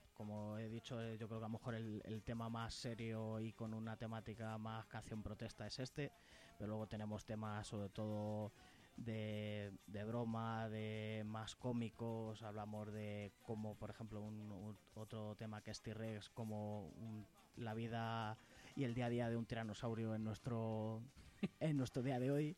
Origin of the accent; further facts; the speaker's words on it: Toledo, Castilla-La Mancha, Spain; Nosotros somos de Toledo